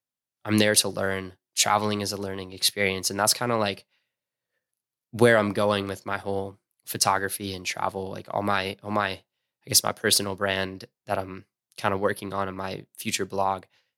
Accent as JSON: {"language": "English", "region": "East Coast", "country": "United States", "tie": "born or raised there", "said": "Growing up on the East Coast, everyone romanticizes California."}